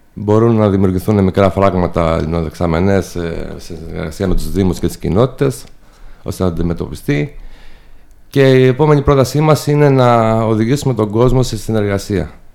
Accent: Dafni, Peloponnese, Greece; also born or lived in Athens; είμαι από τη Δάφνη της Νεμέας, ένα χωριό έξω από την Νεμέα από αγροτική οικογένεια

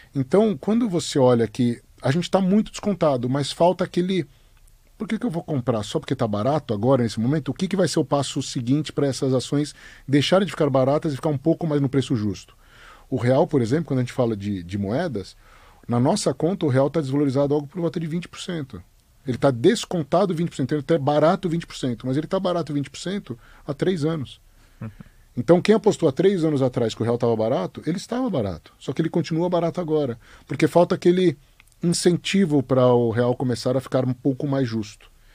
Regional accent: Brazil; Óbvio que a gente é brasileiro, óbvio que a gente tem mais conhecimento aqui

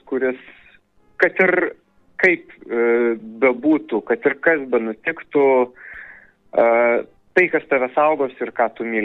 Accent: Pivašiūnai, Alytus County, Lithuania; moved away; Aš esu iš Alitaus rajono, iš Pivašiūnų. Ten yra pirmiausiai mano tėviškė ir mano tėvų gyvenamoji vieta.

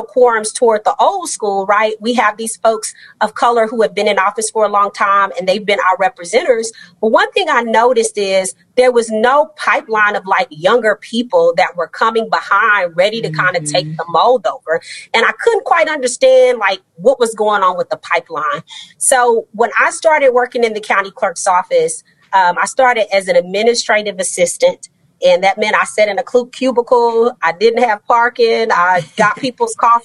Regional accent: Austin, Texas, United States; now in Houston, United States; I'm a Texas girl. I was raised in Austin, Texas, and moved to Houston more than 20 years ago

